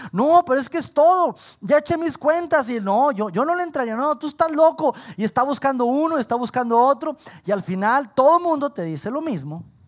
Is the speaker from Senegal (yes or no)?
no; Saltillo, Coahuila, Mexico; los que somos aquí de Saltillo